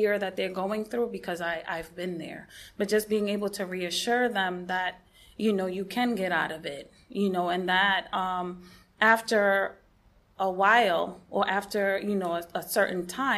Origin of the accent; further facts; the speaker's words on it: New York, United States; now in West Palm Beach, United States; I'm a New Yorker.